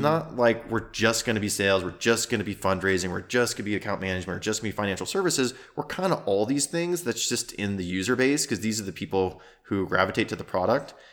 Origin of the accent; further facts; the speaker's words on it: South Dakota, United States; moved away as an adult; I grew up in South Dakota